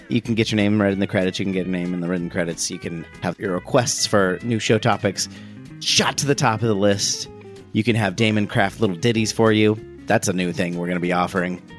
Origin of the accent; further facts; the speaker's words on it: Ohio, United States; growing up in Ohio